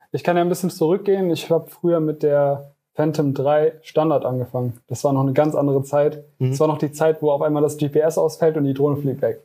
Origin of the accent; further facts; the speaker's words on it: Koblenz, Rhineland-Palatinate, Germany; ich komme aus Koblenz und ich führe die Firma Janko Media